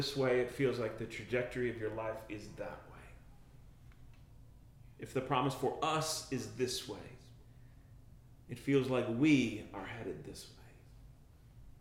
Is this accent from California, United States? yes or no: no; Minneapolis, Minnesota, United States; I grew up in North Minneapolis